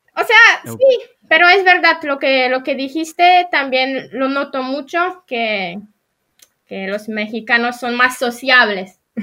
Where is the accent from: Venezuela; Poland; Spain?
Poland; Bydgoszcz, Kuyavian-Pomeranian Voivodeship; Spanish is a second language; also born or lived in Toruń; nací en Polonia y soy polaca. Eh, soy de Bydgoszcz